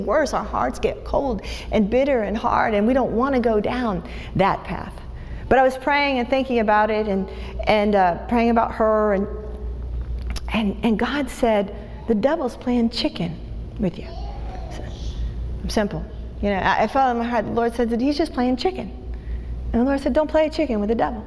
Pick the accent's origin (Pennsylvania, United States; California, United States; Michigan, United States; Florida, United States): Florida, United States; Tampa; I'm from Tampa